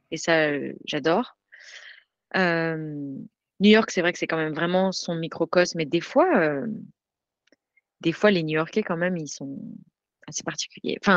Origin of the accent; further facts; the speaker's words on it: Grenoble, Auvergne-Rhône-Alpes, France; now in United States; je viens de Grenoble, je